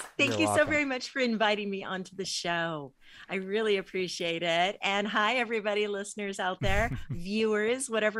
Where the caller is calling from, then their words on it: California, United States; I'm in Southern California, near LA a little bit.